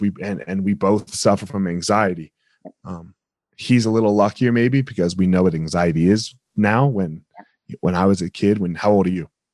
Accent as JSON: {"language": "English", "region": "New Jersey", "country": "United States", "tie": "born or raised there", "moved": "yes", "said": "grew up in New Jersey"}